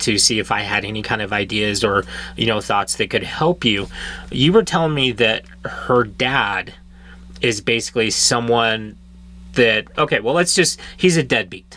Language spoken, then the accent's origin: English; Montana, United States; Youth court services here in my home state